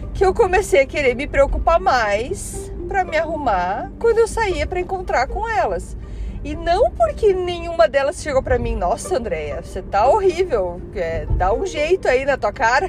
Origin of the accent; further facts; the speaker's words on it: Curitiba, Paraná, Brazil; moved away as an adult; now in Canada; Eu sou curitibana, leite quente, para quem ainda não percebeu o meu sotaque